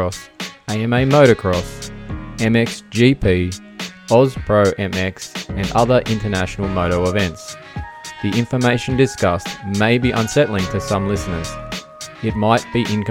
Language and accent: English; Australia; I am Australian